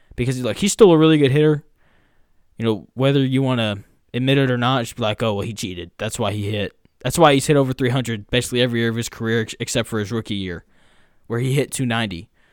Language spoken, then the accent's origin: English; Jacksonville, Arkansas, United States; I'm from Jacksonville, Arkansas